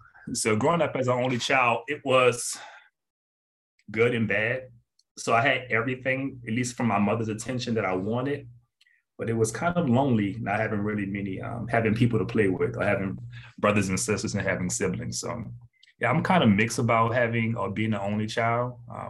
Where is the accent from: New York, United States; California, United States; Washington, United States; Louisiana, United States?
Louisiana, United States; New Orleans; born there; So I was born in New Orleans, Louisiana.